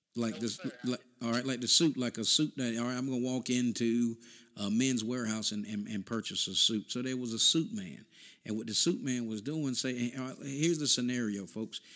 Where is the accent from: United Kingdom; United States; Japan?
United States; North Carolina; We came from North Carolina